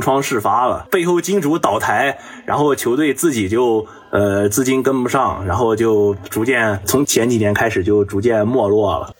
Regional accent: Jiangsu, China; 我也是个江苏人嘛

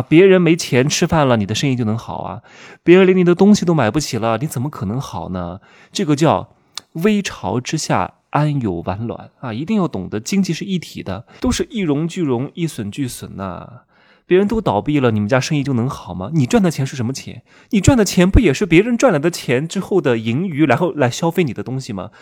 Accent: Wuhu, Anhui, China; moved away; 我们老家芜湖三四线城市

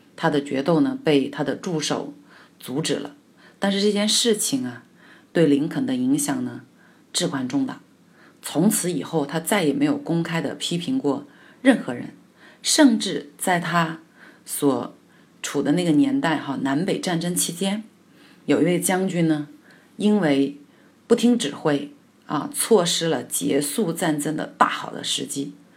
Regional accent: China; 我们中国人

